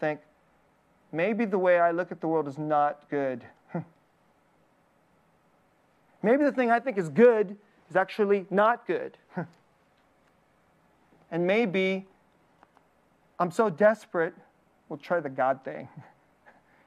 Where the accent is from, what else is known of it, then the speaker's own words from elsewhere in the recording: Bay Area, California, United States; I'm from the Bay Area